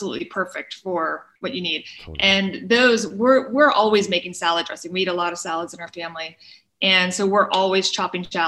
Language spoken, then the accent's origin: English; Pittsburgh, Pennsylvania, United States; moved away; I grew up in Pittsburgh